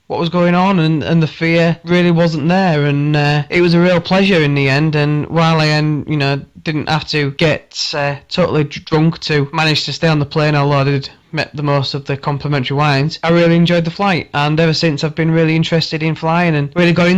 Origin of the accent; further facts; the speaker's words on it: Hull, Yorkshire and the Humber, United Kingdom; I'm from Hull